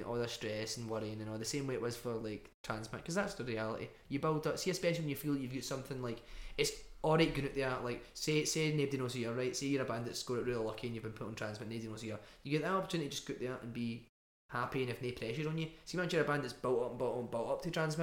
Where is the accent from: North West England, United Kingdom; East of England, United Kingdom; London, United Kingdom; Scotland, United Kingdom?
Scotland, United Kingdom; Glasgow; accent: Scottish; we're quite a Glaswegian band